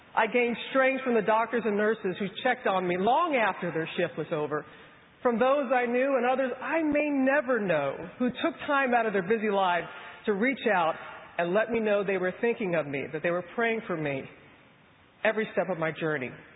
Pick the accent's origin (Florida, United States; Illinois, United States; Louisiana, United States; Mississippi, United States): Mississippi, United States; a little girl growing up in Mississippi